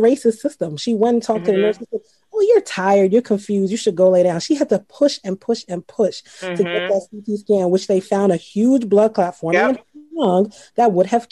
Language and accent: English; Trinidad & Tobago; also born or lived in Baltimore; now in United States; I grew up in Trinidad